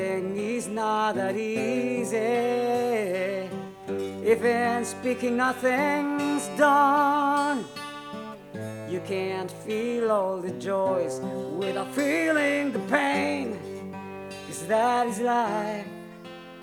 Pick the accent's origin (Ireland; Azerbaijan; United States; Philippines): Philippines; now in Montreal, Canada; I'm from the Philippines